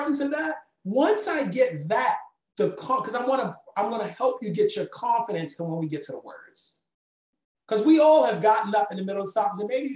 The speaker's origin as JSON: {"language": "English", "town": "Baltimore", "region": "Maryland", "country": "United States", "tie": "born or raised there", "said": "growing up in Baltimore"}